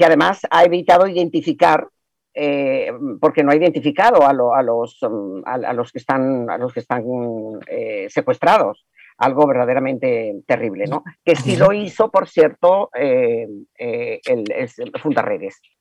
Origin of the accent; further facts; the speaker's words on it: Venezuela; como venezolana